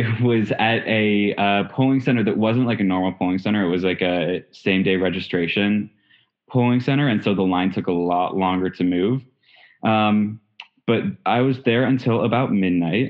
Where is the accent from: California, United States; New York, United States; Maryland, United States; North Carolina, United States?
Maryland, United States; Chevy Chase; I am from Chevy Chase, Maryland.